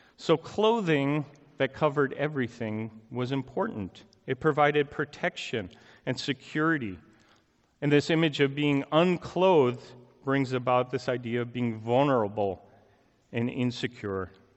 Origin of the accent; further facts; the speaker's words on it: Chicago, Illinois, United States; moved away; I'm originally from the Chicago area